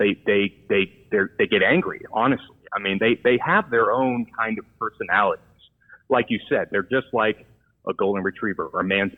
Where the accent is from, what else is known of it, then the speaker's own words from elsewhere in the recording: San Diego, California, United States; growing up in the San Diego area, you know, I had a lot of experience seeing the wildlife.